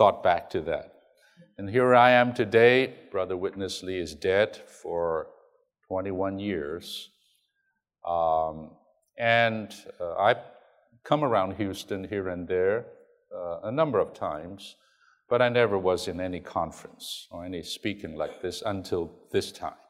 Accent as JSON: {"language": "English", "country": "Hong Kong", "tie": "born or raised there", "second_language": "English", "moved": "yes", "said": "I'm a Chinese, I grew up in Hong Kong"}